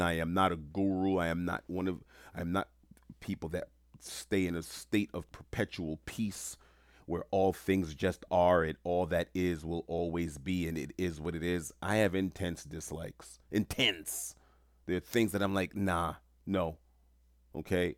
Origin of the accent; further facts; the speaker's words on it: New York City, New York, United States; moved away; also born or lived in Rome / Hawaii / Florida; I'm born and raised in New York City